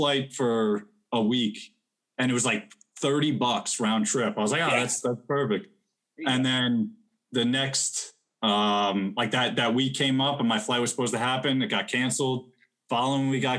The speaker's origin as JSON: {"language": "English", "region": "New Jersey", "country": "United States", "tie": "born or raised there", "also_born_or_lived": "Atlantic City", "moved": "yes", "lives_now": "Florida, United States", "said": "I grew up in Jersey also"}